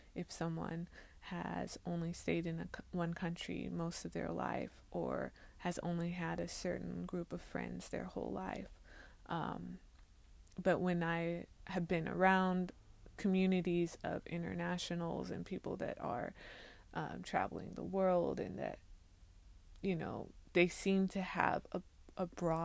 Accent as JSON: {"language": "English", "country": "China", "tie": "born or raised there", "also_born_or_lived": "Hong Kong / Taiwan / Xiamen", "said": "living in, growing up in China and then moving to Hong Kong and then living in Hong Kong for 2 years and then living in Taiwan for about 2 years and then living in Xiamen."}